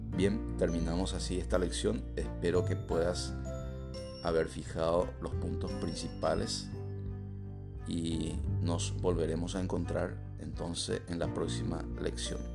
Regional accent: Paraguay; Yo, por ejemplo, soy paraguayo. Entonces mi identidad me permite, me permite tener la ciudadanía paraguaya

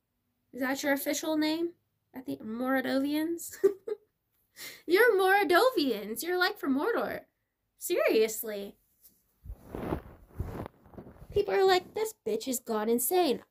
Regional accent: United States; I'm as American as America's gonna be

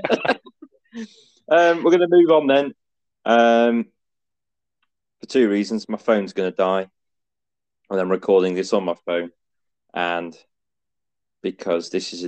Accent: the north of England, United Kingdom; accent: northern

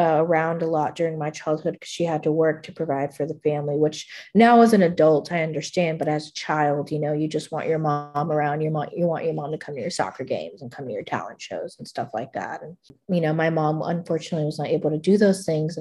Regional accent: McAllen, Texas, United States; moved away as an adult; now in Kerrville, United States; I went back home to my hometown to make some amends. I made the trip from Kerrville back to McAllen to make amends.

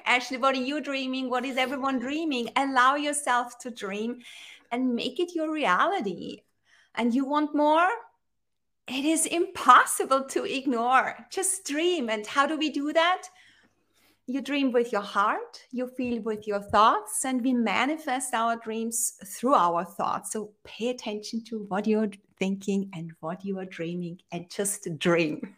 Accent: Austria; I am in Austria. I'm originally from Austria

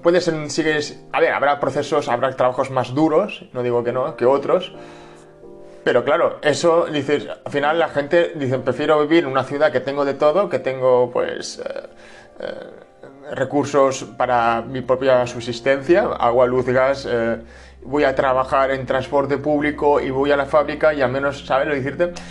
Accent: Spain

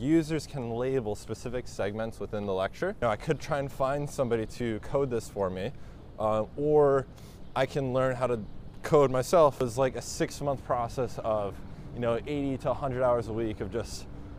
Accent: Haledon, North Haledon, Wayne, New Jersey, United States; also born or lived in Ridgewood, New Jersey; I was born in northern New Jersey, a town called Ridgewood, but I grew up in Haledon, North Haledon, Wayne, a few different places.

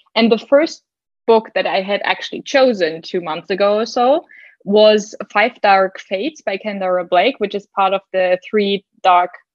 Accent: Germany; English is a second language; I'm from Germany

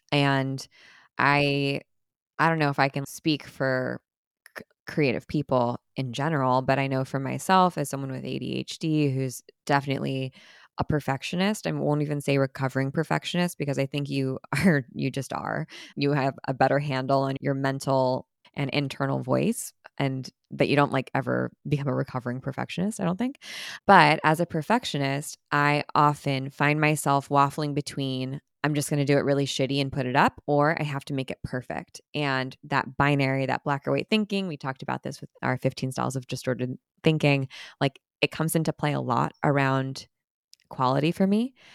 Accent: Orange County, California, United States; I grew up in Orange County, and so pretty close to the original Disneyland

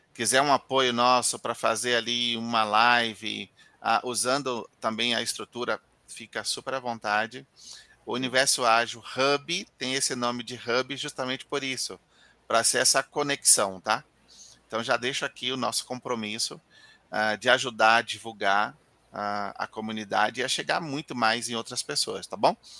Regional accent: Bahia, Brazil; eu sou baiano

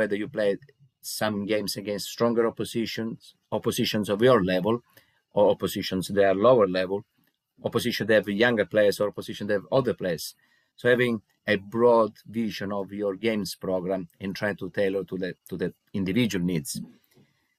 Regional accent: Italy; moved away as an adult; now in England, United Kingdom; I'm originally from Italy, so I started my coaching journey when I was in Italy about 16 years ago. And 10 years ago, I decided to move to England

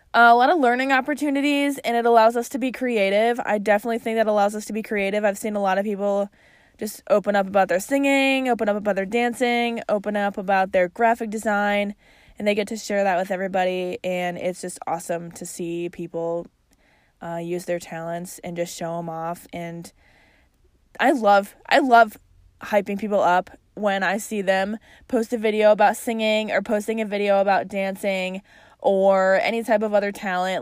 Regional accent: Chicago, Illinois, United States; accent: Chicago; my Chicago accent

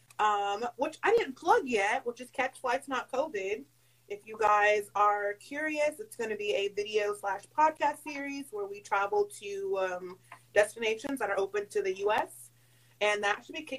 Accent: Charleston, South Carolina, United States; I am from Charleston, South Carolina

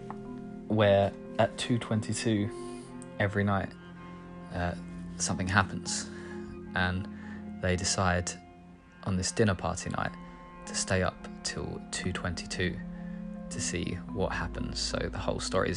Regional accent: near Epping Forest, East of England, United Kingdom; growing up near Epping Forest

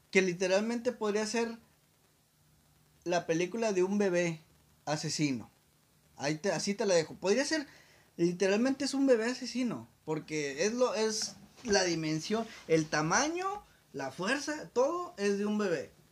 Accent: Mexico; la expectativa que como nosotros como mexicanos, güey.

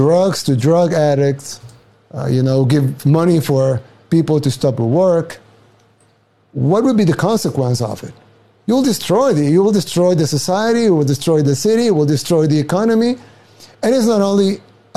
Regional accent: El Salvador; now in United States; I'm from El Salvador, a third world country in Central America

